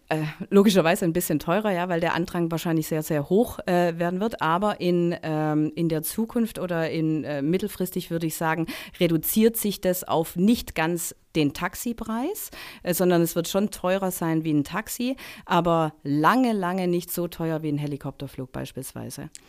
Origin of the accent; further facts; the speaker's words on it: Baden-Württemberg, Germany; und ich bin im Stuttgarter Raum, im Neckartal aufgewachsen, ja, und wenn man dann ein Angebot bekommt, ähm, vom Daimler da einzusteigen in das Management-Trainee-Programm